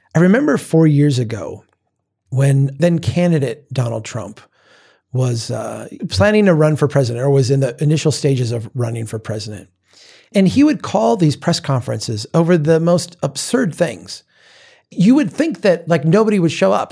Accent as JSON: {"language": "English", "region": "Minnesota", "country": "United States", "tie": "born or raised there", "said": "my home state"}